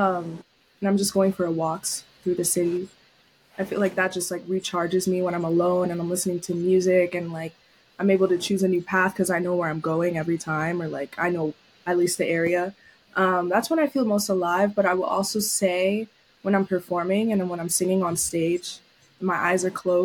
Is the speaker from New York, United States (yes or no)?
yes; New York City, New York, United States; moved away as an adult; also born or lived in Syracuse; was born and raised in New York City, Lower East Side.